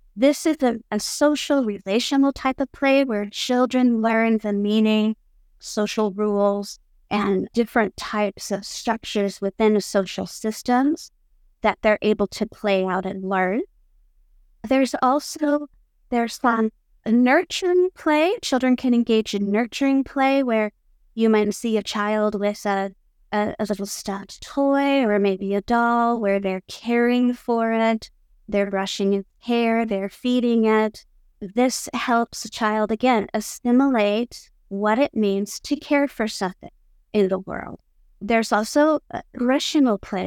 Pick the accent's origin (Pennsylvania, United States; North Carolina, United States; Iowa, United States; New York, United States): Iowa, United States; moved away as an adult; now in Hamburg, Germany; I was born in Iowa, in the United States, and have lived in Hamburg for the past twenty-nine years